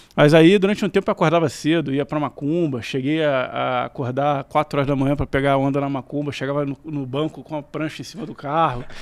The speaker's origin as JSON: {"language": "Portuguese", "region": "Rio de Janeiro", "country": "Brazil", "tie": "born or raised there", "said": "Eu sou carioca da Tijuca"}